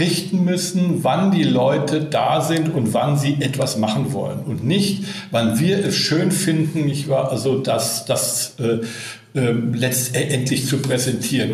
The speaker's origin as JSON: {"language": "German", "region": "Berlin", "country": "Germany", "tie": "born or raised there", "said": "hier in meiner Heimatstadt Berlin"}